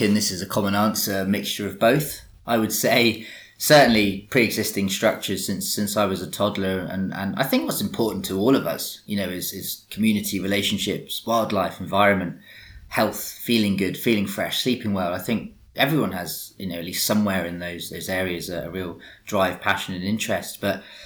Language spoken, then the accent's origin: English; England, United Kingdom; accent: English; my English accent